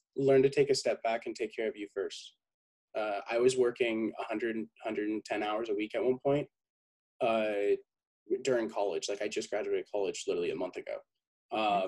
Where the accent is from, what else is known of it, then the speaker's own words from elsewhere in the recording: San Diego, California, United States; born and raised in San Diego, 22, almost 23 years old.